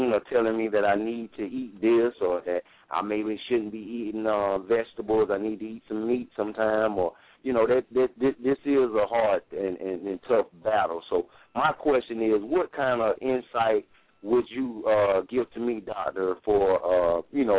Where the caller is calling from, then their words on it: Greenville, South Carolina, United States; I'm calling from Greenville, South Carolina